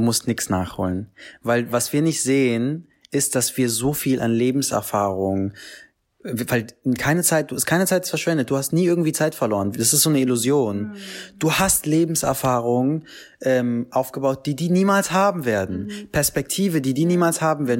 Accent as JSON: {"language": "German", "region": "Berlin", "country": "Germany", "tie": "born or raised there", "said": "ich bin in Kreuzberg aufgewachsen"}